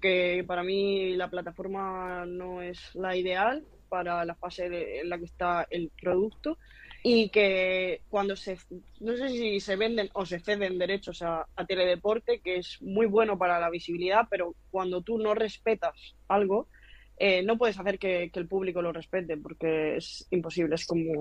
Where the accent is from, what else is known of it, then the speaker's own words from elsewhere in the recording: town near Alhama de Murcia, Region of Murcia, Spain; está a cinco minutos de mi pueblo